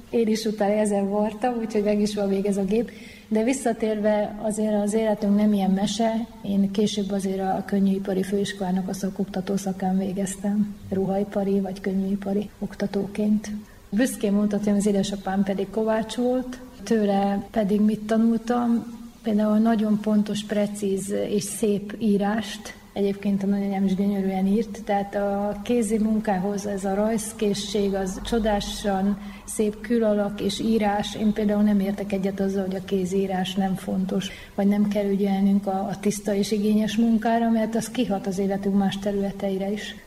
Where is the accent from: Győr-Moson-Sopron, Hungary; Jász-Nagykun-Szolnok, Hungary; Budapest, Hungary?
Jász-Nagykun-Szolnok, Hungary; Jászapáti; mi Jászapátén egy zárt közösségbe éltünk, ami nagyon erős jársági hagyományokkal rendelkezett. Ez egy tízezer fős település, ahol szinte mindenki ismert mindenkit